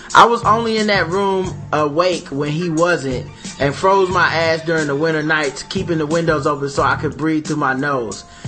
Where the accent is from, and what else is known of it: Charlotte, North Carolina, United States; born or raised there